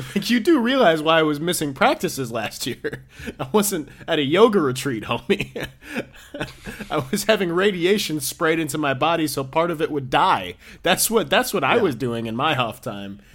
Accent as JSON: {"language": "English", "region": "New York", "country": "United States", "said": "I'm from New York"}